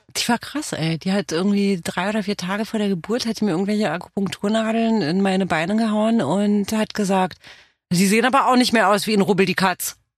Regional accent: Romania; first language Romanian; German is a second language; moved away; aus Rumänien bin ich

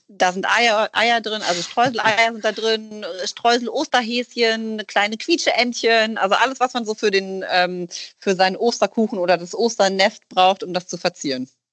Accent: Rhineland, Germany; now in Hamburg, Germany; wir kommen ja ursprünglich aus dem Rheinland

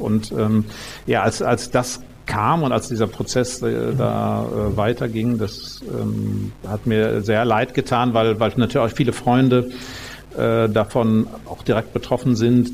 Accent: North Rhine-Westphalia, Germany; also born or lived in Münster; now in Munich, Germany; ich bin ja in den 70er Jahren da auf dem Land aufgewachsen in Ostwestfalen

